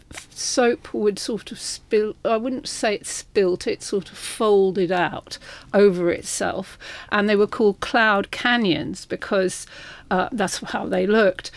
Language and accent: English; London, United Kingdom; I was from Putney